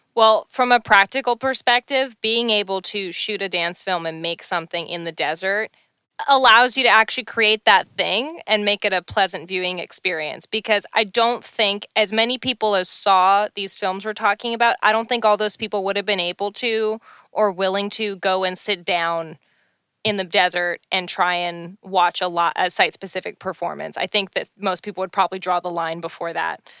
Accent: Canada; I'm Canadian

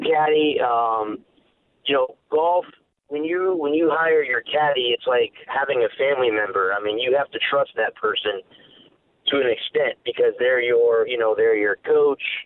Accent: Florida, United States; my home state is Florida

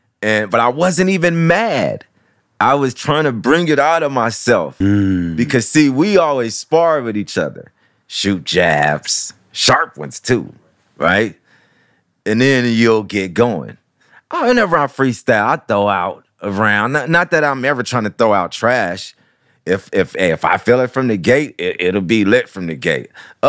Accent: Midwest, United States; I don't know what side I'm on. I'm from the Midwest.

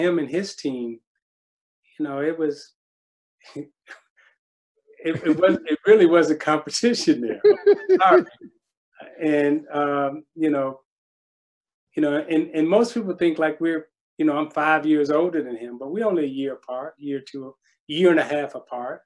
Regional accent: Chicago, Illinois, United States; I'm from Chicago and I'm from the West Side

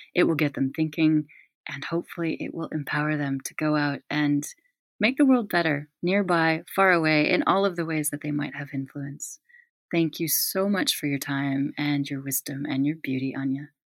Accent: United States; moved away as an adult; also born or lived in United Kingdom; I've always been the American in Britain for years

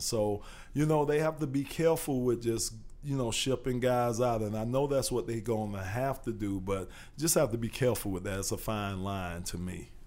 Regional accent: Miami, Florida, United States; also born or lived in Arizona; I'm from Miami

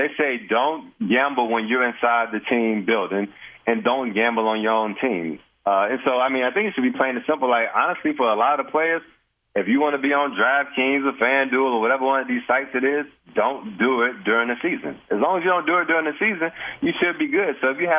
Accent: Bay St. Louis, Mississippi, United States; I'm from Bay St. Louis, Mississippi, so I'm from that area.

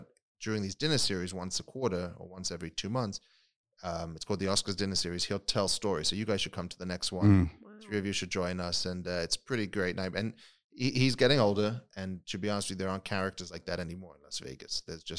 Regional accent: England, United Kingdom; But I grew up in England. I mean, I definitely grew up there.

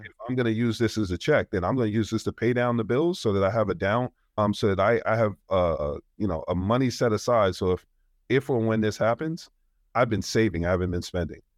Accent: New York, United States; I'm from New York

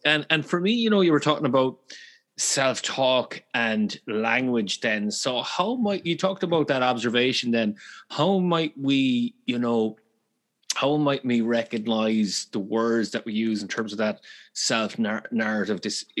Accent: Galway, Connacht, Ireland; I'm from Galway, so we speak quickly as well.

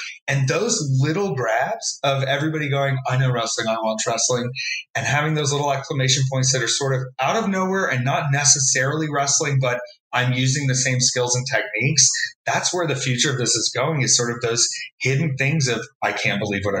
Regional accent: Florida, United States; I moved a lot as a child, and my dad worked for a major box retailer

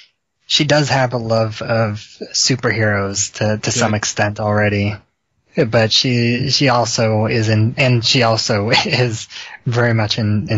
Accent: Illinois, United States; I'm from Illinois.

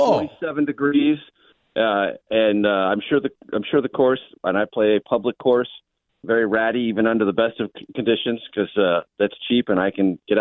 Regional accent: San Diego, California, United States; I grew up in San Diego

